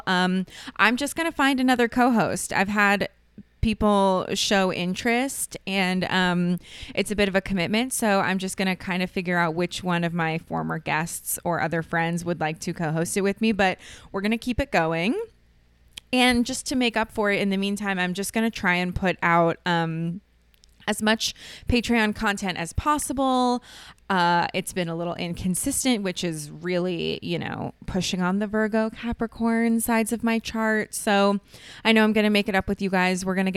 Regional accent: Ohio, United States; moved away as an adult; now in Los Angeles, United States; I grew up in Ohio

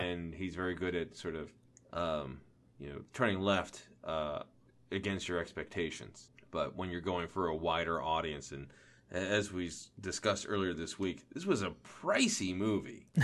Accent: outside of Philadelphia, Pennsylvania, United States; I grew up outside of Philly

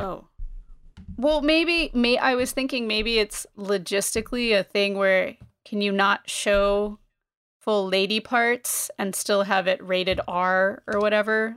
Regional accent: Northeast, United States; I am from the Northeast.

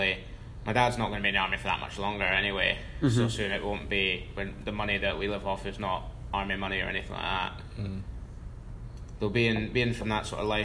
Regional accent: Bath, South West England, United Kingdom; moved away; also born or lived in Swindon; City of Swindon, and then we lived in Bath.

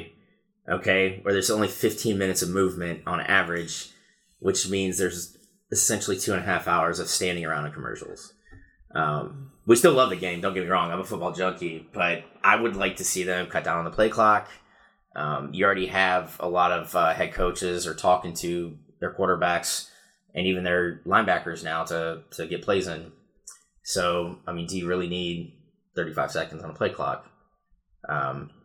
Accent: Ohio, United States; now in Fayetteville, United States; I'm all Ohio as well.

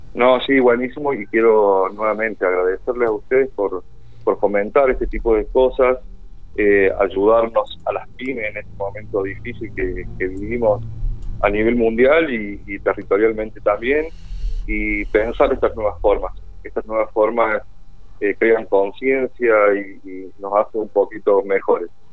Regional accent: Córdoba, Argentina; moved away as an adult; now in General Pico, Argentina; Yo soy oriundo de Córdoba, sí, hace seis años ya estoy viviendo acá en General Pico

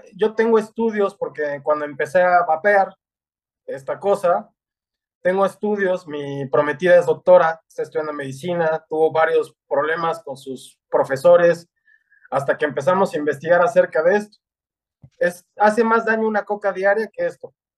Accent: Mexico; nuestra nación

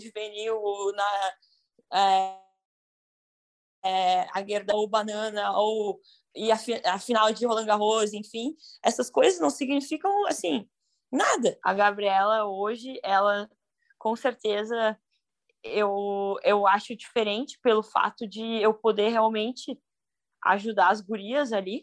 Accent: Porto Alegre, Rio Grande do Sul, Brazil; Sou de Porto Alegre, nascida, nascida e criada

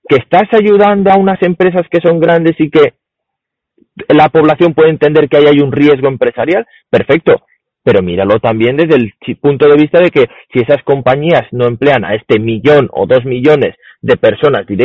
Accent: Spain; nosotros somos españoles.

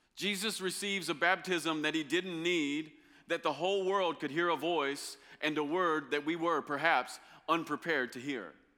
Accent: Kentucky, United States; I'm from Kentucky

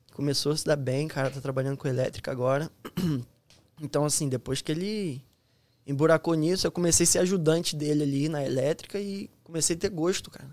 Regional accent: Nova Iguaçu, Rio de Janeiro, Brazil; moved away as an adult; also born or lived in Petrópolis; now in Florida, United States; sou do Rio de Janeiro, fui, nasci na, no Rio de Janeiro mesmo, mas é, de, minha infância passou ali em Nova Iguaçu

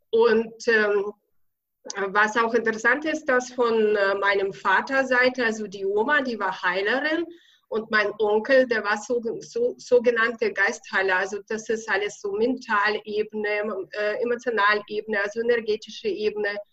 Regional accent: Bavaria, Germany; accent: Bavarian; bin seit 28 Jahren hier in Deutschland in Bayern. Deswegen kommt ja auch dazu ein bisschen mein bayerischer Akzent, aber da muss man einfach durch.

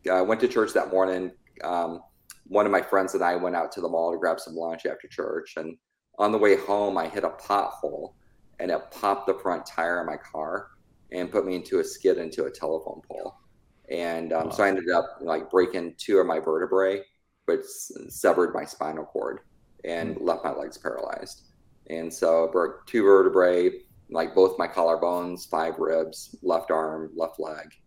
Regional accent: California, United States; born there; also born or lived in Azores / Tennessee; So I was born out in Travis Air Force Base in California. Lived there till I was like six, and then we moved overseas to the Azores Islands.

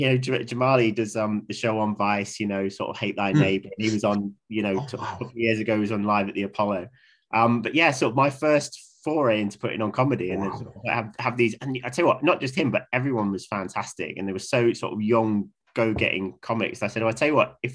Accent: London, United Kingdom; moved away as an adult; also born or lived in Salford; I was born in Southeast London. I moved up to Salford to do my music degree

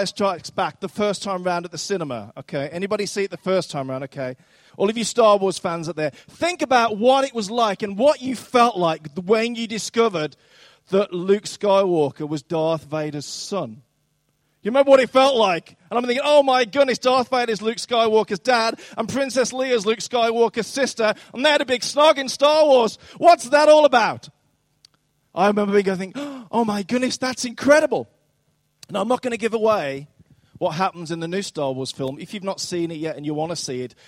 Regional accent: Dudley, West Midlands, United Kingdom; moved away; I'm actually from Dudley, which was recently voted the country's worst town.

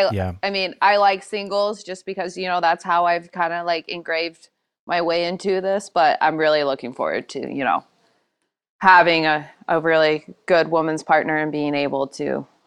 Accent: Spokane, Washington, United States; No, I'm from Eastern Washington, from Spokane.

